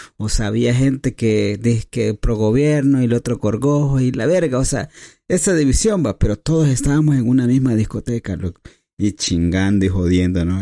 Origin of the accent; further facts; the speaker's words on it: El Salvador; Somos salvadoreños, somos hermanos